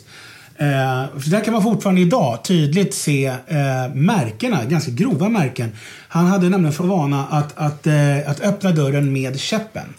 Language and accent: Swedish; Stockholm, Stockholm County, Sweden; jag är ju född och uppvuxen här uppe på Mariaberget där vi sitter